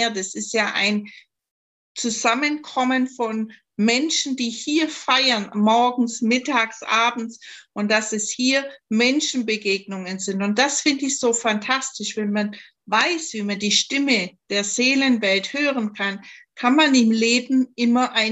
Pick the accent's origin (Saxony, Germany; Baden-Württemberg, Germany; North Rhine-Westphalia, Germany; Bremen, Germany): Baden-Württemberg, Germany; accent: Swabian; Ich komme ja aus Schwaben, man hört es vielleicht im Dialekt.